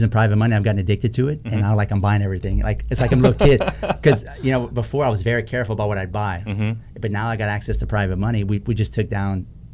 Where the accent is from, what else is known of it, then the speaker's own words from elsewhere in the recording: South Louisiana, United States; I'm from South Louisiana